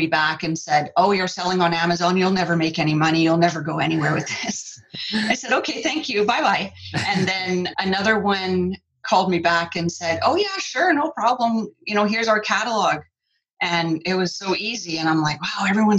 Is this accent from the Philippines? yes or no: no; Canada; also born or lived in Vancouver Island, British Columbia; I'm from Canada, I live on Vancouver Island in British Columbia